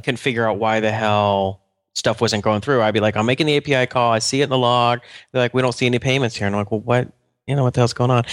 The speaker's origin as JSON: {"language": "English", "town": "Atlanta", "region": "Georgia", "country": "United States", "said": "I'm from Atlanta, which is pretty humid"}